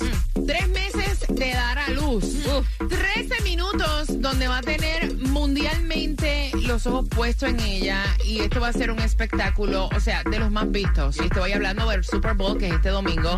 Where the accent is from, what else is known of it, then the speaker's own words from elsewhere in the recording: Fajardo, Puerto Rico; now in Miami, United States; mi pueblo, Fajardo, Puerto Rico